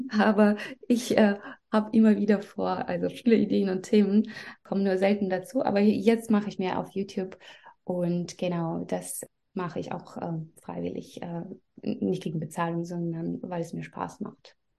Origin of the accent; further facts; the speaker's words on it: Belarus; German is a second language; moved away as an adult; also born or lived in Russia; now in Germany; ich komme aus Belarus